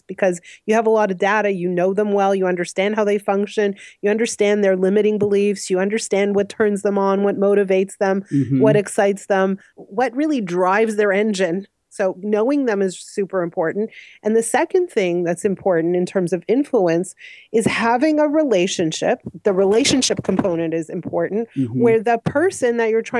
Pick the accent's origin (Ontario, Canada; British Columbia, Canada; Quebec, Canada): Quebec, Canada; Montreal; moved away as an adult; also born or lived in Ottawa; now in Toronto, Canada; I grew up in Montreal, actually, and then I've been living here for about 19 years